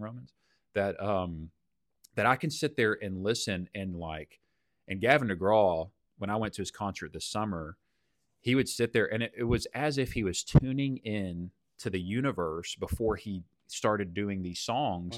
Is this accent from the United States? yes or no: yes; Texas, United States; as a Texan